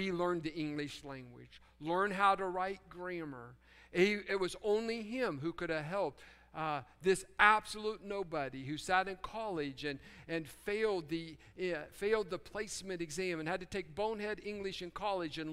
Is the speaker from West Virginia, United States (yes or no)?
yes; Fairmont, West Virginia, United States; moved away; growing up in Fairmont, West Virginia, out in the country where we had chickens and pigs